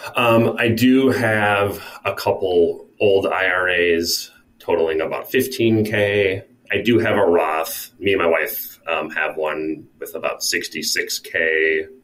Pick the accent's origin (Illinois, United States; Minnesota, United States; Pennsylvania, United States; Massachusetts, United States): Minnesota, United States; now in North Carolina, United States; back to my home state of Minnesota